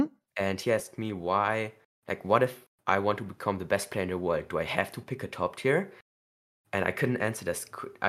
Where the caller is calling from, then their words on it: Belgium; I'm calling in from Belgium.